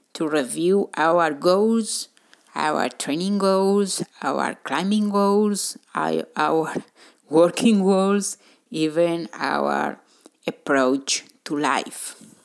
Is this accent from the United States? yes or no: no; Spain; I'm from Spain.